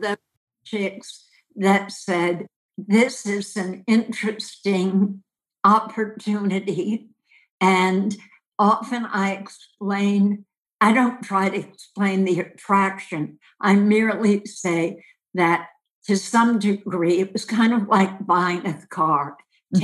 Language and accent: English; Westchester, New York, United States; Where I'm from is Westchester, New York, about 25 miles north of the city